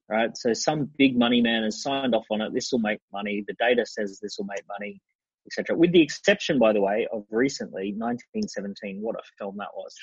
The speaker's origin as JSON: {"language": "English", "area": "Sunshine Coast", "region": "Queensland", "country": "Australia", "tie": "born or raised there", "said": "I grew up on the Sunshine Coast"}